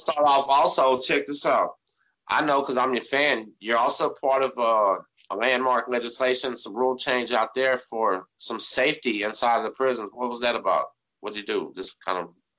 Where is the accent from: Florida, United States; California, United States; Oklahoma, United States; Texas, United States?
Texas, United States; We're from Texas